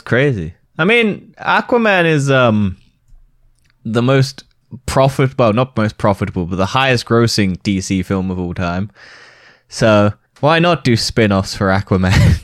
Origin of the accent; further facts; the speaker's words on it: United Kingdom; we're British